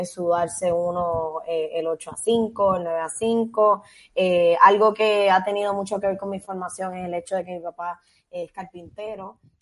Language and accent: Spanish; San Juan, Puerto Rico; also born or lived in Guaynabo; yo soy eh, nacida y criada en San Juan, en San Juan Guaynabo